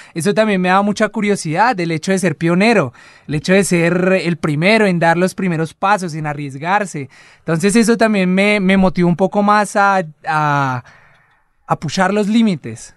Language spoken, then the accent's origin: Spanish; Colombia; en este momento somos cuatro colombianos